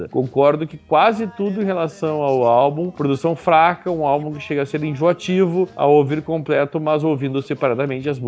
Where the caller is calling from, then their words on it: Belém, Pará, Brazil; um ouvinte muito antigo, porém ausente. Tenho 19 anos e sou de Belém